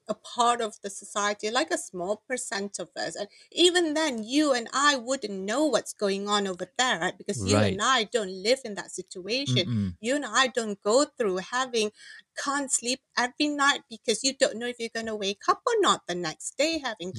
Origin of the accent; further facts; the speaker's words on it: Malaysia; moved away as an adult; now in United States; I'm the first generation here, migrated to in America. Mm-hmm. My kids could be second, but I want them to remember their roots, their heritage, what is it about, whether being a Malaysian